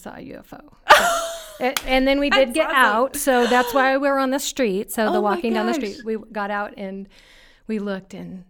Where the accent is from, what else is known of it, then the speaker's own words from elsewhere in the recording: Lincoln, Nebraska, United States; I grew up in Lincoln, Nebraska.